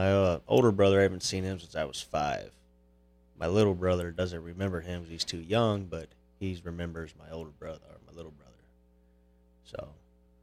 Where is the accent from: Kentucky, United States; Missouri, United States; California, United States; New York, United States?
Missouri, United States; Maplewood; Maplewood, actually, where I met you.